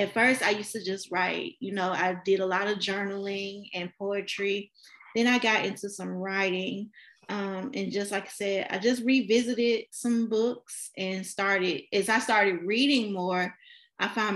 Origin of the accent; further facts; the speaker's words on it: Memphis, Tennessee, United States; I am from Memphis, Tennessee